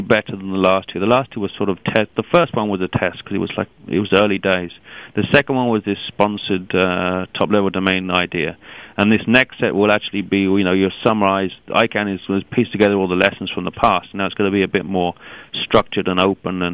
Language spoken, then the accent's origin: English; London, United Kingdom; I come originally from London